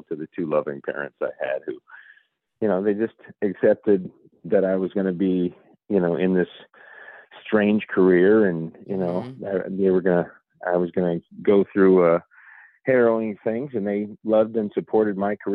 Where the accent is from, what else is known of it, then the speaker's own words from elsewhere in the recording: Ohio, United States; also born or lived in New York; now in Los Angeles, United States; I grew up in Ohio